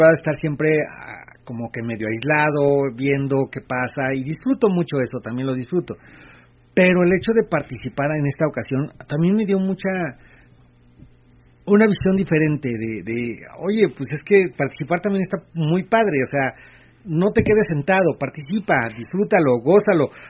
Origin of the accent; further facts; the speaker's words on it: State of Mexico, Mexico; no soy del DF somos del Estado de México